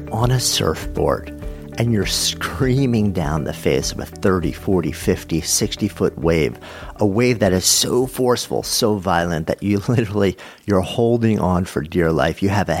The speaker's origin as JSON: {"language": "English", "country": "Ireland", "tie": "born or raised there", "said": "but with growing up in Ireland also"}